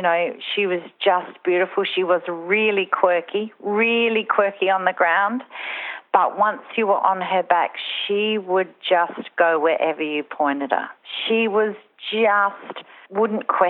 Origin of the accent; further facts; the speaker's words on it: Mount Gambier, South Australia, Australia; also born or lived in Adelaide; we moved from Adelaide to Mount Gambier, Narra Court, which is only an hour away